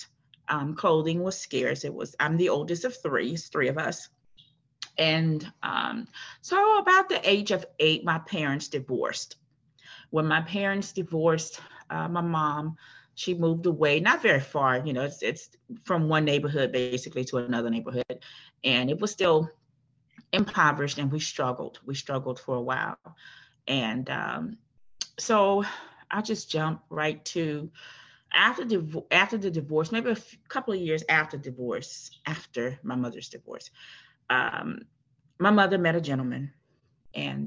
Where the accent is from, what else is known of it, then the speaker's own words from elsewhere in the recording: New Orleans, Louisiana, United States; also born or lived in Prairieville, Louisiana; I am originally from New Orleans, born and raised in New Orleans.